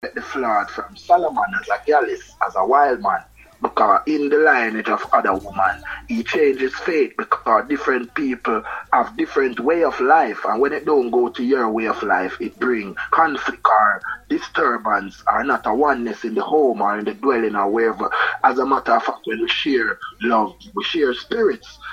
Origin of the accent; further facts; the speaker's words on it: Kingston, Jamaica; moved away as an adult; also born or lived in Switzerland; now in England; I'm from East Kingston, you know. At that time, I'm here in England